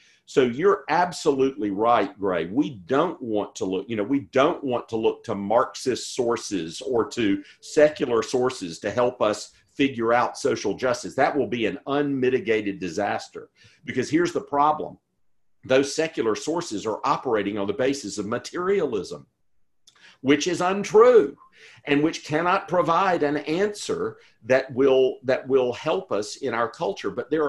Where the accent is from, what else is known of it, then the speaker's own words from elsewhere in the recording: the American South, United States; also born or lived in St. Louis, United States / Edinburgh, United Kingdom; But I grew up in the American South, very much in the Southern Presbyterian tradition, with a particular view of the spirituality of the church that just says the church doesn't get involved in these things.